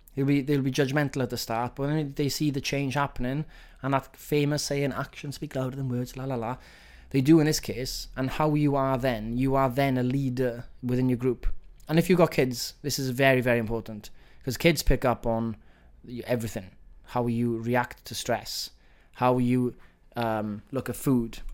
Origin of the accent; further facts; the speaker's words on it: Wales, United Kingdom; accent: Welsh; my Welsh accent